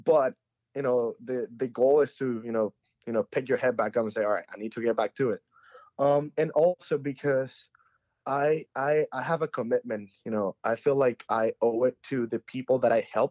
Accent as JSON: {"language": "English", "country": "Venezuela", "moved": "yes", "said": "I'm from Venezuela"}